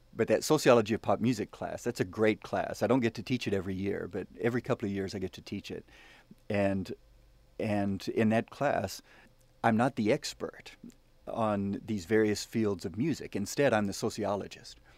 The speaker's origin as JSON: {"language": "English", "region": "the South", "country": "United States", "said": "I'm I'm a Southern boy. I'm from the South. My mama taught me to say yes sir and ma'am"}